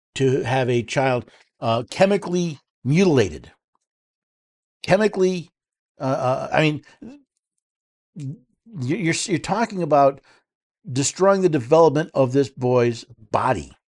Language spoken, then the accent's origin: English; New York City, New York, United States; moved away; the state of New York, my old stomping grounds. I was born in New York City